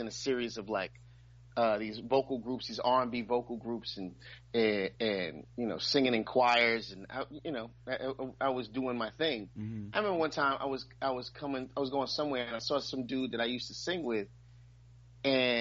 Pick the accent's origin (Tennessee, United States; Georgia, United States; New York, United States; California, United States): New York, United States; New York City; I'm from Brooklyn